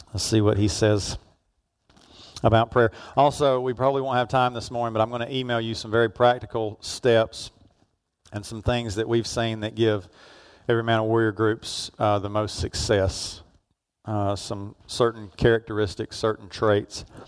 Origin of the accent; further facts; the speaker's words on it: Georgia, United States; where I grew up down in Georgia